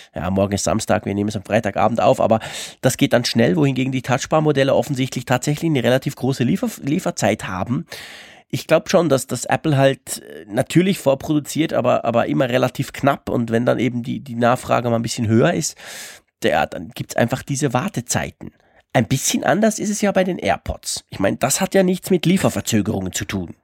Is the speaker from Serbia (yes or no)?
no; Switzerland; accent: Swiss; ich spreche halt als Schweizer ein bisschen anders